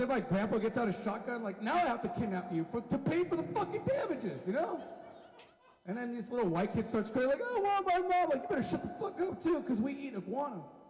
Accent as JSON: {"language": "English", "town": "Mexicali", "region": "Baja California", "country": "Mexico", "said": "I'm from Rio, Mexico. I'm from Mexicali, Mexico."}